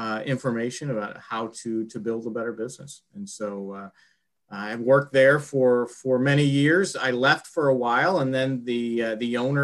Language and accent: English; Florissant, Missouri, United States; I grew up here. I'm a St. Louisan, born and raised in Florissant, Missouri, up in North County